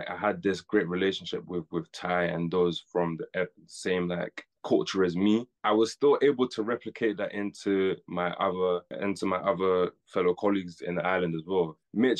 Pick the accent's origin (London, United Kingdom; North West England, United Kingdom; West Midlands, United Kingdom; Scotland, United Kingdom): West Midlands, United Kingdom; Birmingham; I'm from Birmingham